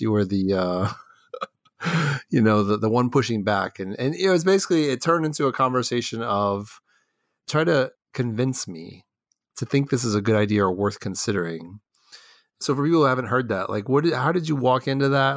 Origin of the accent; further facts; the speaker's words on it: Texas, United States; moved away as an adult; also born or lived in Los Angeles / Argentina; now in Ohio, United States; I grew up in Houston and Dallas